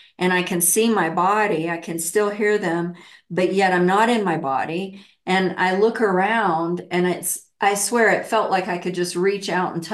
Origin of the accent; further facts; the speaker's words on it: the Bible Belt, United States; I grew up in the Bible Belt, really heavily, you know, Christian